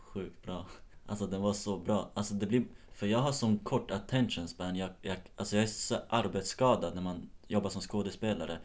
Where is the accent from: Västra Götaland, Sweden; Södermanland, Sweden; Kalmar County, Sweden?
Södermanland, Sweden; Nyköping; moved away; jag är uppvuxen i Nyköping